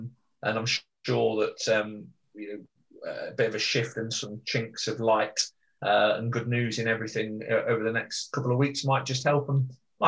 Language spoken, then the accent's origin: English; England, United Kingdom; as an Englishman